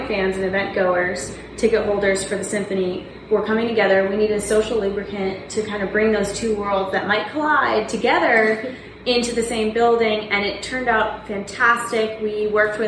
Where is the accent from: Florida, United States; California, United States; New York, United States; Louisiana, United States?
California, United States; San Diego; now in Nashville, United States; We are originally from San Diego. Mm-hmm. So we moved here seven, 8 years ago